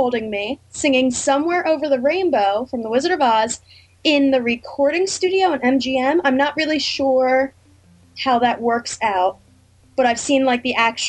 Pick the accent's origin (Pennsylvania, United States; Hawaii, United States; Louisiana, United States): Pennsylvania, United States; Langhorne; also born or lived in Ithaca, New York; I'm from Langhorne, Pennsylvania